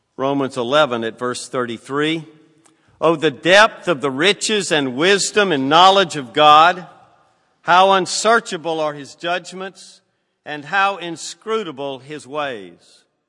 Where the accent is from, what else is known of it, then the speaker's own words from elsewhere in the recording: Southern United States, United States; accent: Southern; Southern's my native tongue